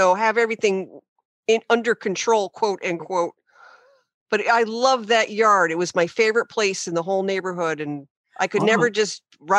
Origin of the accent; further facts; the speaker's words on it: New Haven County, Connecticut, United States; as a little girl, when I was 8 or 9 years old, I grew up in New Haven County in Connecticut, which was a very urbanized area, a lot of manufacturing.